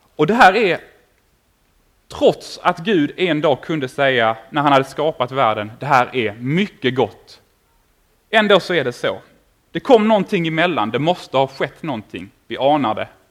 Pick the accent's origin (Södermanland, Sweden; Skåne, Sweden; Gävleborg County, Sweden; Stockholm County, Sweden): Skåne, Sweden; Åkarp; jag kommer ifrån Åkarp nere mellan Malmö och Lund